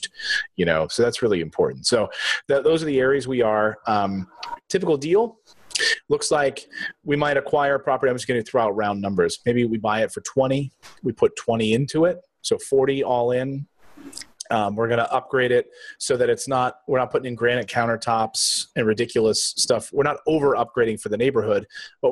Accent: East Coast, United States; I'm from the East Coast

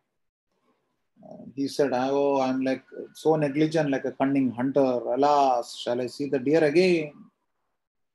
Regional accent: South India, India; I am South Indian by birth

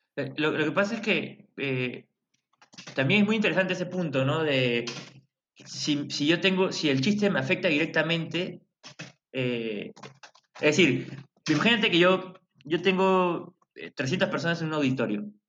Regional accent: Peru; en mi país

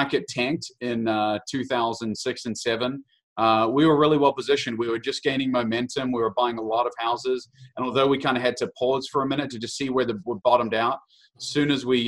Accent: New Zealand; moved away as an adult; now in Kansas City, United States; I'm so New Zealander, born and raised, came over here at the age of 18

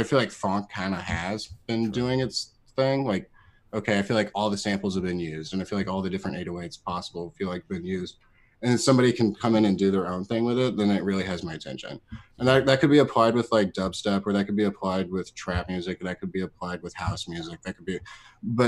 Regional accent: Columbia, United States; born or raised there

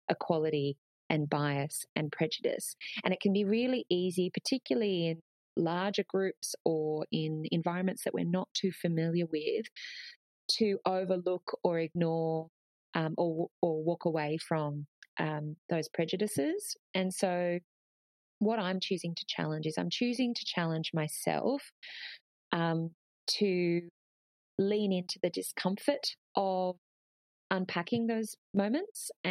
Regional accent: Australia; You know, we're really passionate about being Australian

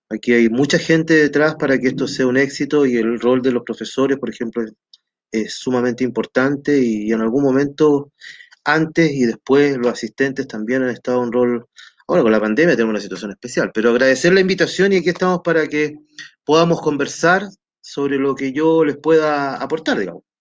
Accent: Peru; also born or lived in Copiapó, Chile; nací en Copiapó, cuando mi mamá era muy joven, ¿no es cierto? Eh, luego viajé al Perú porque mi papá era peruano, estudié en Perú en mi vida escolar, luego vine a Chile, estudié unos años aquí en Chile

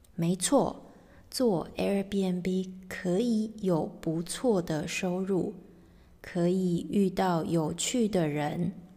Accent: Taiwan; moved away as an adult; now in England, United Kingdom; 我是来自台湾的

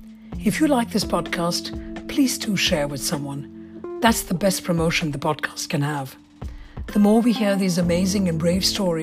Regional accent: India; I grew up in India where we had one little phone and that was it.

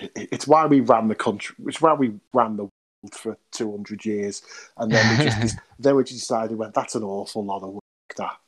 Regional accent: United Kingdom; because we are British and we are a bit nice like

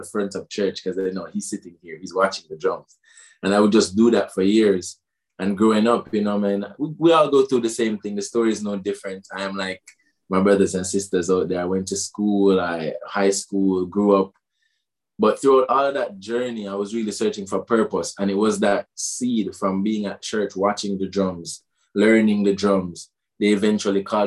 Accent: Portmore, Saint Catherine, Jamaica; I'm from Jamaica specifically, and there's a place in Jamaica we call Gaza or Waterford

